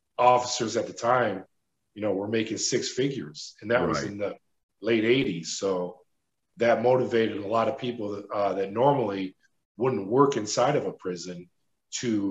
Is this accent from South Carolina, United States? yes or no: no; Hornell, New York, United States; I grew up in upstate New York in a small town called Hornell, New York